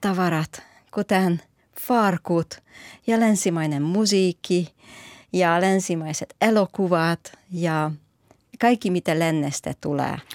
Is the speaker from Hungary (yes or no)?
yes; Hungary; now in Finland; minä olen kasvanut Unkarissa